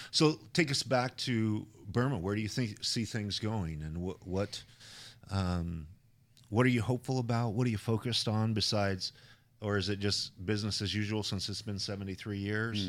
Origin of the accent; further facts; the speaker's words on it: Idaho, United States; I come from Idaho